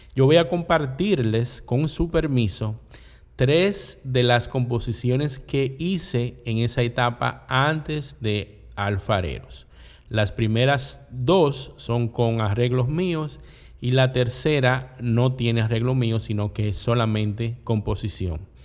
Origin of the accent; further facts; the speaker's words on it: La Romana, Dominican Republic; En la esquina de mi barrio, en el ensanche La Voz de la Romana, había un negocio